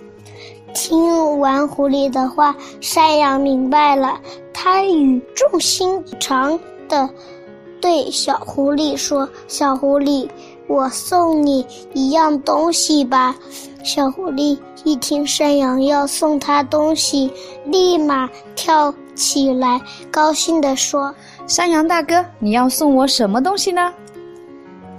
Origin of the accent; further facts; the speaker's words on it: Hunan, China; 大家好，我是来自湖南的…